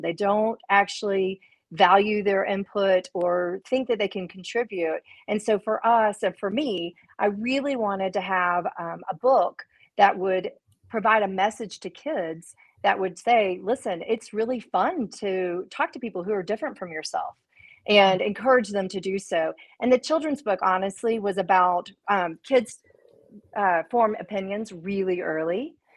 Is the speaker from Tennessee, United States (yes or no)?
yes; Memphis, Tennessee, United States; moved away; in Memphis, eh, which is again my hometown